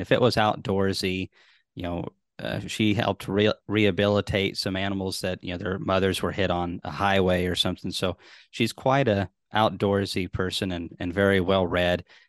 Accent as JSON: {"language": "English", "region": "Tennessee", "country": "United States", "said": "I'm from Tennessee"}